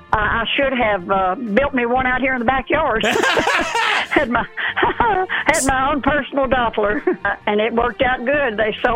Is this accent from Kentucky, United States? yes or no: yes; Kentucky, United States; moved away; I was born in Kentucky, but not near where that Mayfield is